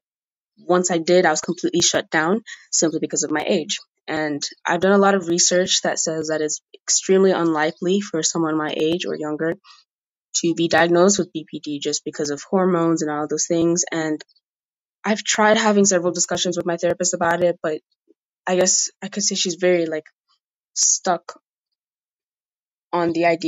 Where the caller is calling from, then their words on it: Mozambique; Hey, Molly. … I'm recording from Mozambique, and I'm also 15